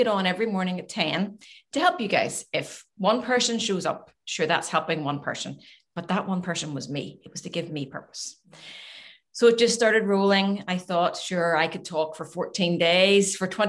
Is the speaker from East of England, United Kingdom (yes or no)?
no; Glengormley, Northern Ireland, United Kingdom; also born or lived in Manhattan Beach, California; Glengormley, I'm from Glengormley originally, went to Glengormley High